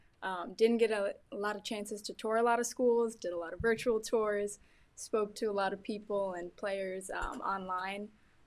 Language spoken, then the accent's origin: English; upstate New York, United States; I am actually from New York, upstate New York to be more specific. I've grown up in a really athletic family